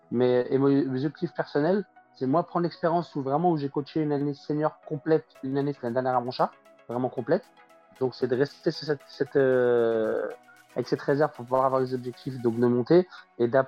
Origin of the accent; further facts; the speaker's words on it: Lyon, Auvergne-Rhône-Alpes, France; En fait, j'ai grandi à Gerland, mais j'ai commencé à Lascule, le club n'existe plus.